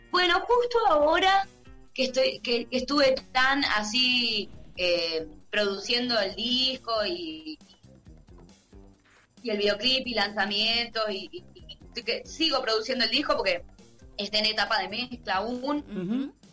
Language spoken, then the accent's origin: Spanish; Salta, Argentina; Pero así, eh, bueno, tal vez por ser salteña, escuché mucho más folclore